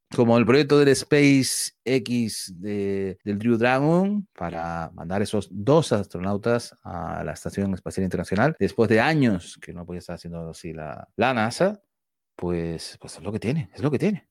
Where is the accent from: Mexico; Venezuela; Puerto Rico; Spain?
Spain; somos españoles